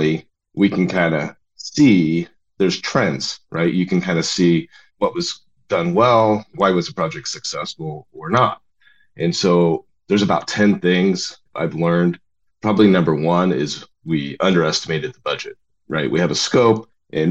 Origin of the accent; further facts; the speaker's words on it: Oregon, United States; I grew up in Oregon.